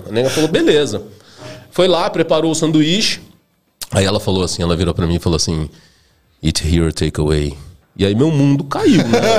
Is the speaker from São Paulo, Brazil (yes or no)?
yes; Campinas, São Paulo, Brazil; Na verdade, eu nasci em São Paulo, né? E aí meus pais mudaram para Campinas, sei lá, eu devia ter uns 4 anos de idade, assim, mais ou menos. Então eu acabei crescendo lá em Campinas